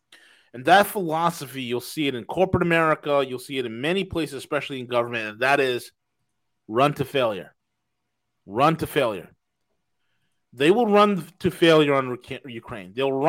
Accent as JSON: {"language": "English", "region": "Yorkshire and the Humber", "country": "United Kingdom", "said": "No, I'm not from Tennessee. I'm from Yorkshire. That I'm from Yorkshire. That's where I'm from. That this is how we speak."}